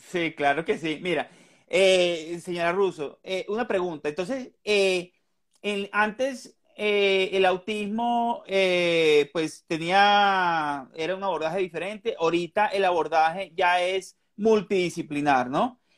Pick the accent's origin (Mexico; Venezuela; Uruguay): Venezuela; now in Colombia; yo soy de Venezuela